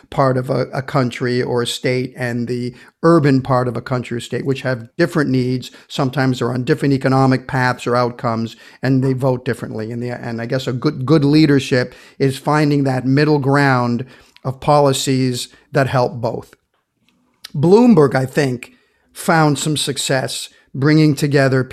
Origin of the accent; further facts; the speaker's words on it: Canada; As a Canadian